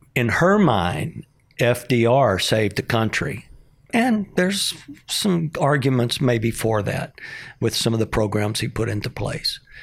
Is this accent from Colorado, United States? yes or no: no; Pecos, Texas, United States; when I was growing up in Pecos, Texas, eighty-five percent Hispanic